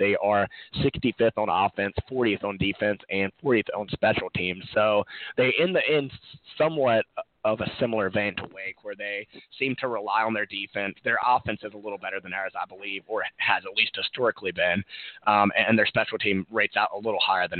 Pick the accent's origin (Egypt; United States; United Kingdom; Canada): United States; Winston-Salem, North Carolina; Growing up in Winston-Salem, there were a lot of friends from high school, middle school that wound up going to App State.